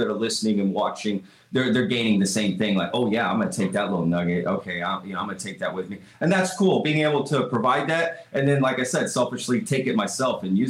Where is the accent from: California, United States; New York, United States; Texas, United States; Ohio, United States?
Texas, United States; I wasn't born here, but I'm a Texan. I mean, I moved here at, you know, 5 years old and, went to school, my whole school here